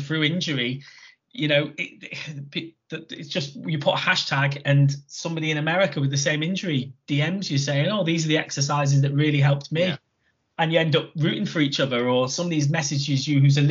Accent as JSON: {"language": "English", "town": "Chester", "region": "North West England", "country": "United Kingdom", "tie": "born or raised there", "said": "my hometown one, Chester."}